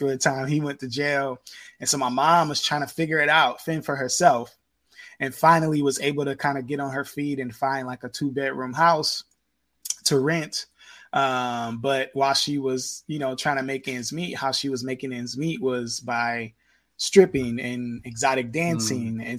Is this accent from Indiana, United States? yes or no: yes; Indiana, United States; I grew up in Indiana